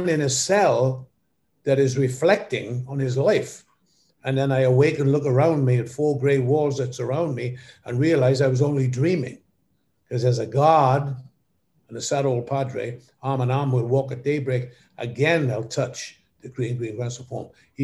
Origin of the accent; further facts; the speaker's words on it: Wales, United Kingdom; moved away; also born or lived in Cardiff / London; when I was growing up in Wales